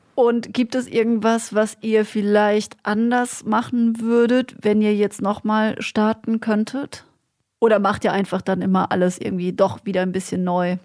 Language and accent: German; Black Forest, Baden-Württemberg, Germany; moved away; Gemeindeblatt aus dem Schwarzwald erinnert, äh, gefühlt, wo ich herkomme.